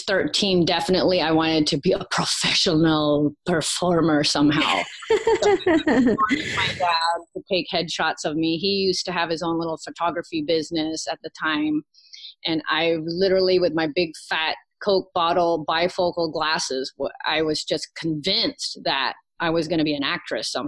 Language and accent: English; Virginia, United States; accent: southern twang; Born and raised in Virginia.